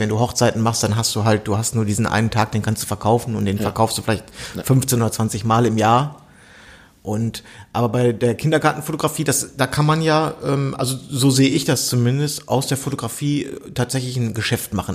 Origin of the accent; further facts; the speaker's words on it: Bielefeld, North Rhine-Westphalia, Germany; moved away; das gehört zu Bielefeld, das ist ja meine alte Heimat